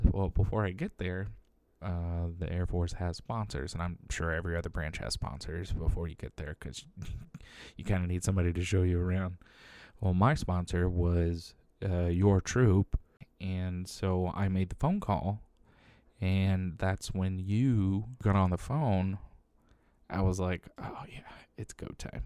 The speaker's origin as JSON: {"language": "English", "country": "United States", "said": "an American in uniform"}